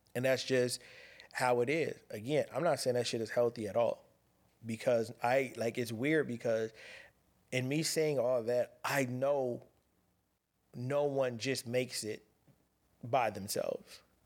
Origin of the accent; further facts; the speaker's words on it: Pasadena, California, United States; I'm a kid from Pasadena, California, ghetto kid